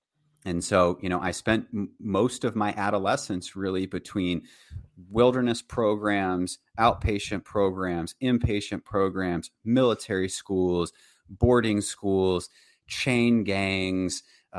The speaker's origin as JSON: {"language": "English", "region": "Virginia", "country": "United States", "tie": "born there", "said": "And so I was born in Virginia. In Virginia, middle-class family, two parents"}